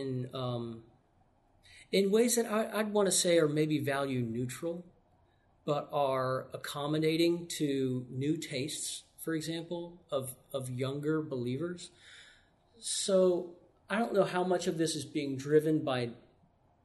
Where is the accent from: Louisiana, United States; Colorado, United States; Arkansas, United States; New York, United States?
Louisiana, United States; New Orleans; I grew up in New Orleans